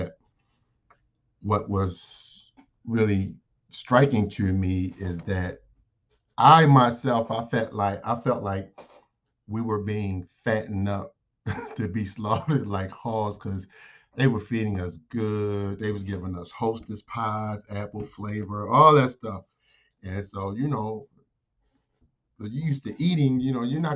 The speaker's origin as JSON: {"language": "English", "town": "Baltimore", "region": "Maryland", "country": "United States", "tie": "born or raised there", "moved": "as an adult", "said": "I grew up in Baltimore, Maryland"}